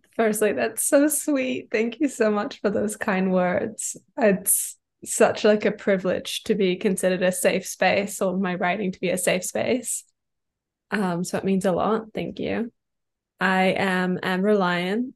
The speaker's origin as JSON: {"language": "English", "country": "New Zealand", "tie": "born or raised there", "moved": "as an adult", "said": "I kind of moved away from my hometown in New Zealand, which is where I'm originally from"}